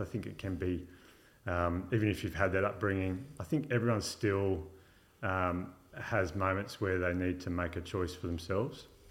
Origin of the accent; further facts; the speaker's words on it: Illawarra, New South Wales, Australia; also born or lived in London; now in Wollongong, Australia; I grew up in Yarra, uh, or Bombardier to be more specific